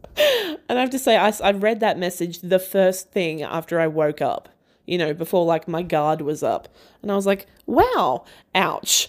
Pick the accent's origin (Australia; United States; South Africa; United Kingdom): Australia; I'm an Aussie and that is how I talk.